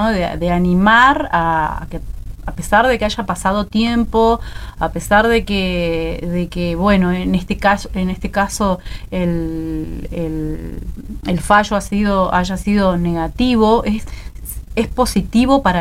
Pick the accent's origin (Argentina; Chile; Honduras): Argentina; Bariloche, Río Negro; soy de Bariloche.